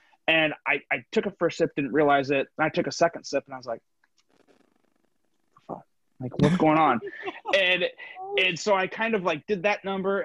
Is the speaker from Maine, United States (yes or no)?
no; Northern Indiana, United States; now in Southwest Michigan, United States; I grew up in Northern Indiana. I live in Southwest Michigan right now